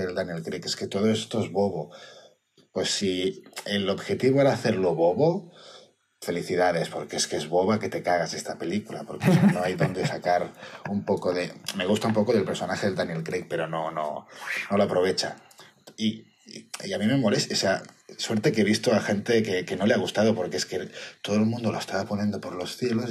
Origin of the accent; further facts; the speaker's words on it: Barcelona, Catalonia, Spain; soy de Barcelona